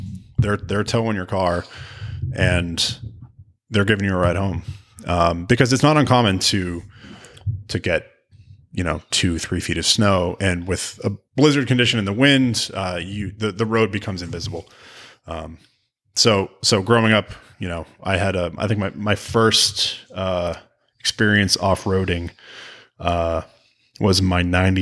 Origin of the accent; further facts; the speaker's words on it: New England, United States; No, I grew up in New England, and you really, if you're because of the winters and the road conditions up there